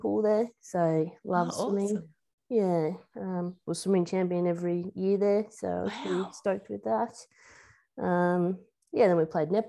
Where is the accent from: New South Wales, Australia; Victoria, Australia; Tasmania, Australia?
Tasmania, Australia; also born or lived in Perth, Tasmania / Riverside, Tasmania; I've always lived in Tassie. I've always been a Tassie girl